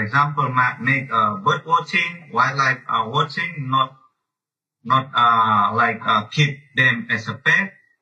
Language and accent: English; foot of Mount Sinabung, North Sumatra, Indonesia; English is a second language; now in Medan, Indonesia; I was born in a Sinabung volcano in the feet of Sinabung volcano, around like 6 kilometers from the feet. But since 2014, the big eruption, my hometown, my village already relocated by government